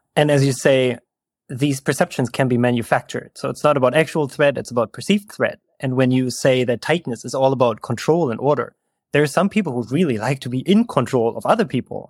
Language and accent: English; Germany; moved away as an adult; also born or lived in Berlin, Germany; now in California, United States; I am from Germany originally, and now I'm living in California